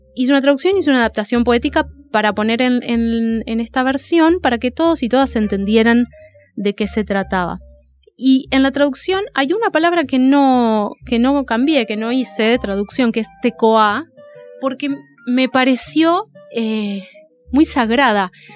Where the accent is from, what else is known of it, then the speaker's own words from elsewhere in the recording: Dique Luján, Buenos Aires, Argentina; yo me crié en Dique Luján y, vivo ahora en, en, Dique Luján, que es un lugar de zona de río.